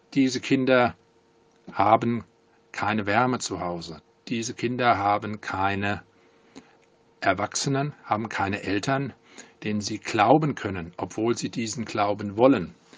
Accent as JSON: {"language": "German", "town": "Langen", "region": "Hesse", "country": "Germany", "tie": "born or raised there", "said": "Ich komme aus Langen, das liegt südlich von Frankfurt. Ich bin da geboren und habe eigentlich mein ganzes Leben hier verbracht"}